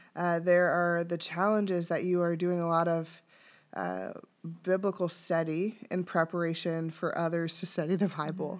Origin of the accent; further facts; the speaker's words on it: Dayton, Ohio, United States; I was born and raised in Dayton.